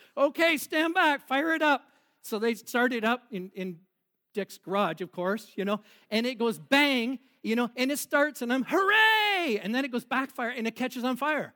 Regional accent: Boston, Ontario, Canada; we grew up in Boston, uh, in a little bit, not Boston, Mass, but Boston, Ontario

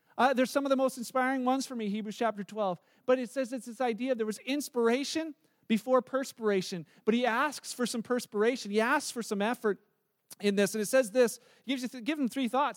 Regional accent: Canada; we're Canadian

